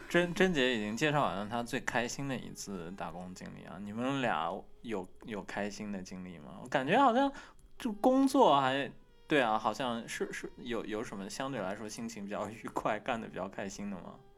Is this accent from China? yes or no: yes; China; moved away as an adult; now in Japan; 作为中国人